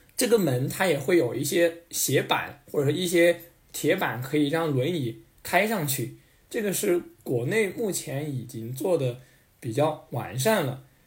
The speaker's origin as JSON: {"language": "Chinese", "region": "mountainous area of northern Sichuan", "country": "China", "tie": "born or raised there", "said": "我们老家是在四，四川北部的山区"}